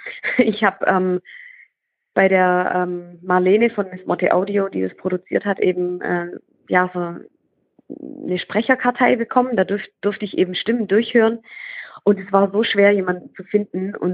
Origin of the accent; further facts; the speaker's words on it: Baden-Württemberg, Germany; accent: Swabian; dass ich ähm, extremes Lampenfieber hatte und äh, auch wegen meinem schwäbischen Akzent äh, mich nicht so getraut habe, vor anderen zu lesen.